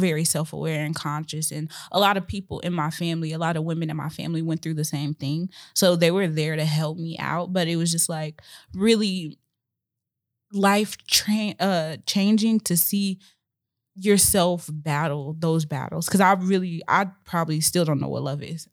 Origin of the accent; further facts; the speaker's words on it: Chicago, Illinois, United States; I grew up, my dad was in and out, and I grew up in Chicago, Illinois, so most of my childhood was very hectic